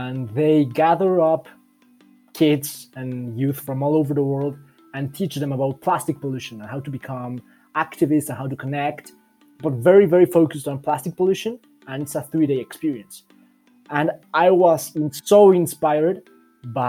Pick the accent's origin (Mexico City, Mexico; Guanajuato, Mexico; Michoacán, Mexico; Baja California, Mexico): Mexico City, Mexico; I'm from Mexico City